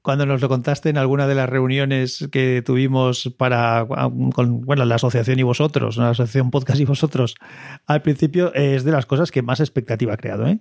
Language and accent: Spanish; Valencia, Valencian Community, Spain; Yo soy de Valencia